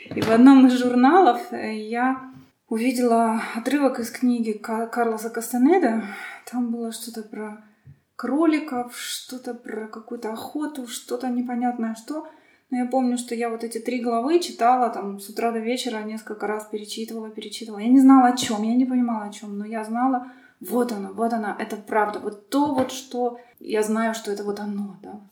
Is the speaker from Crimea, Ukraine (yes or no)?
yes; Sevastopol, Crimea, Ukraine; я родом из Крыма, потому что Крым большую роль играет вообще в моей жизни сейчас, и что-то там такое есть. Я вот из Севастополя